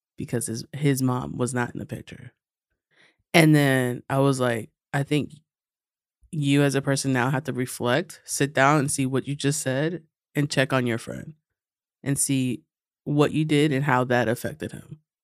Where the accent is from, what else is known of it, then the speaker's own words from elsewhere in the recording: New York City, New York, United States; I'm from, uh, Astoria, Long Island City